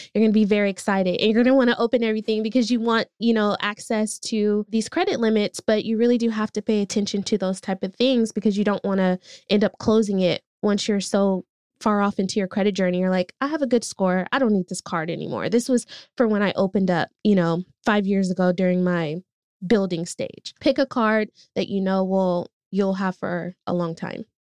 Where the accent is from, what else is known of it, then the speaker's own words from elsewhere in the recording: Oakland, California, United States; I grew up in East Oakland